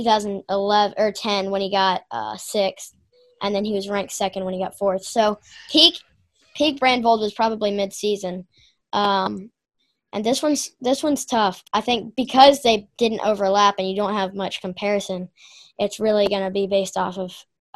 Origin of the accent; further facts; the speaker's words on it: the South, United States; I'm from the South